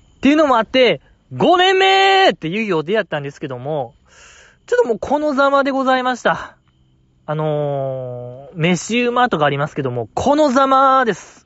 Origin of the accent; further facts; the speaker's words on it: Osaka, Japan; 地元大阪